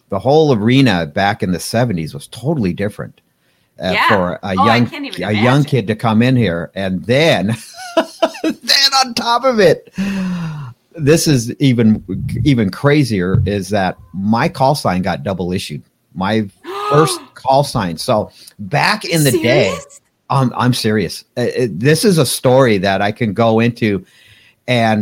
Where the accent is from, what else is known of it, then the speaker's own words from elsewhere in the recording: Pasadena, California, United States; I grew up in Pasadena, California.